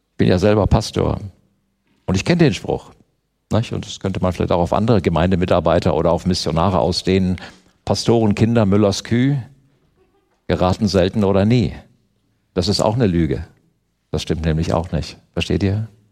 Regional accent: Germany; Ich bin Deutscher

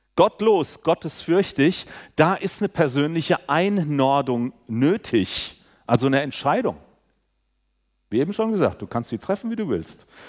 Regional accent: Southern Hesse, Germany; ich komme aus Südhessen.

